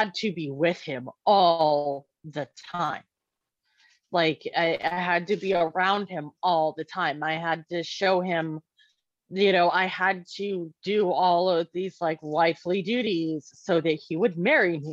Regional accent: Maricopa County, Arizona, United States; I was actually born in a prison. I was born in the Maricopa County State Women's Facility or Women's Correctional Facility.

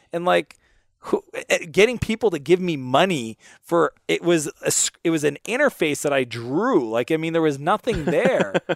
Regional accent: Canada; I'm Canadian

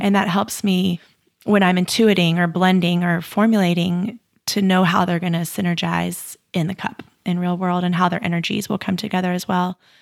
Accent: United States; I was growing up in the United States

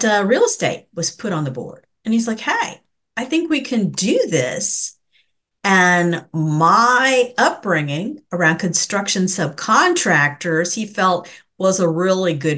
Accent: Denton, Texas, United States; I am from Denton, Texas

